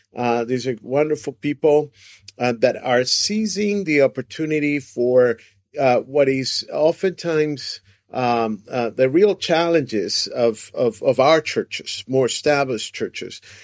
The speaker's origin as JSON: {"language": "English", "country": "Venezuela", "tie": "born or raised there", "also_born_or_lived": "Brazil", "moved": "as an adult", "lives_now": "United States"}